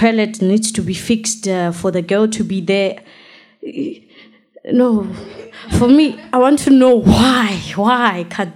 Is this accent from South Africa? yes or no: yes; South Africa; I'm from South Africa